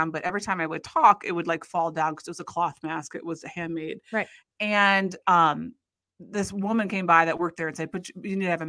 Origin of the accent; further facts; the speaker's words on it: Iowa, United States; hockey is really big in our life just because we're from Iowa